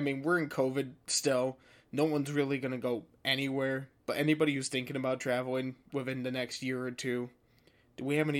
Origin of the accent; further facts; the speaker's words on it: New York, United States; I usually get mixed up for a Canadian with my accent. It's very weird. Like, even over in Ireland, someone's like, oh, what province of Canada you're from? And I'm like, New York.